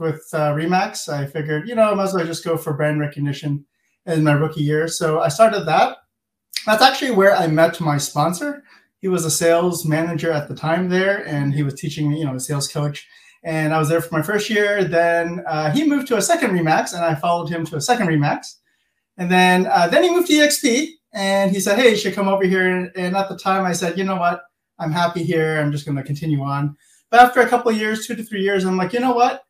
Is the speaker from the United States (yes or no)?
no; Mississauga, Ontario, Canada; I'm born and raised in Mississauga, which is a suburb of Toronto.